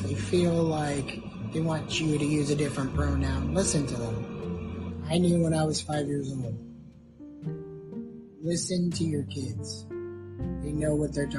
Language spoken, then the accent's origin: English; United States; We were all Americans